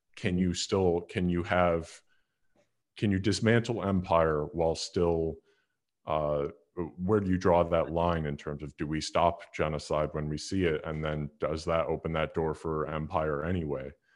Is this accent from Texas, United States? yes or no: no; Chicago, Illinois, United States; I grew up in Chicago